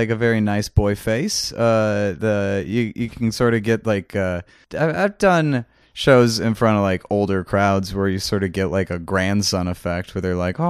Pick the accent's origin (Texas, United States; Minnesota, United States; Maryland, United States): Minnesota, United States